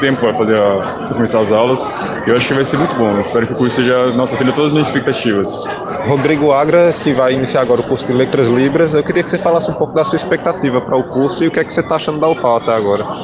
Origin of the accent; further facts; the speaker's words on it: Paraná, Brazil; moved away as an adult; now in Alagoas, Brazil; eu sou do Paraná, então vim para cá faz pouco tempo